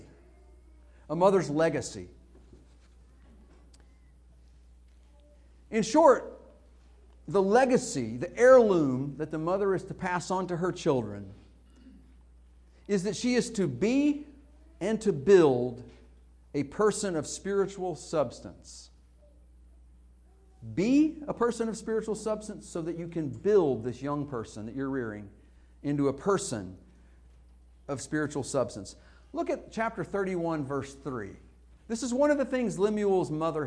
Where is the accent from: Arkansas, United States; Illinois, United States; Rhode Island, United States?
Arkansas, United States; Northeast; moved away; When I was a kid and growing up in Northeast Arkansas